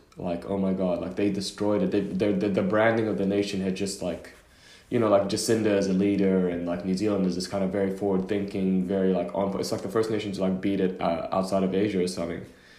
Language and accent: English; Oman; born there; I was born in Oman, but in the Middle East, as you know, when you're born somewhere, it doesn't mean you have a passport. So I had a Sudanese passport, but I was born in Oman.